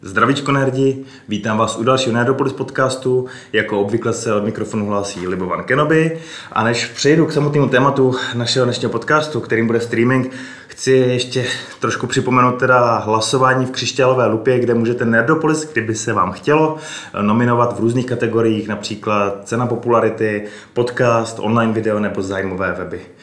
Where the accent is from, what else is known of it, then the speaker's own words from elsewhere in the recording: Czechia; u nás v Čechách